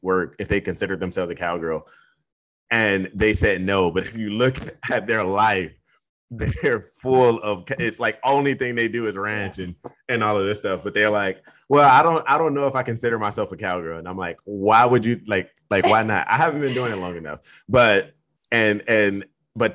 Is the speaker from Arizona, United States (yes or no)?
no; Detroit, Michigan, United States; now in South Texas, United States; I grew up in Michigan in the city